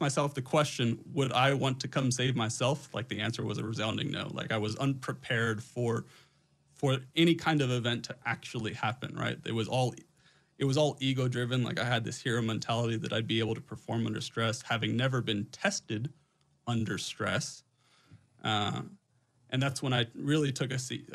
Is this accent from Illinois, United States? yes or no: no; Houston, Texas, United States; born and raised in Houston, Texas